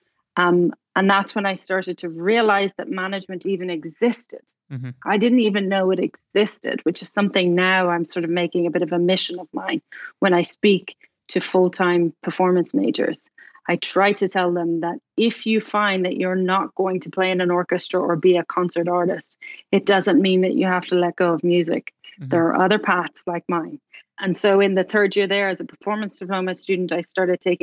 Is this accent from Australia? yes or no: no; Dublin, Leinster, Ireland; moved away as an adult; also born or lived in Cork, Ireland / London, United Kingdom / Bloomington, Indiana; now in Indianapolis, United States; Dublin, which is where I'm from